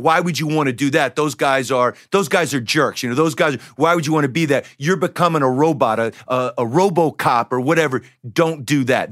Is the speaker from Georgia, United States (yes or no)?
yes; Decatur, Georgia, United States; I grew up in the Decatur, Georgia.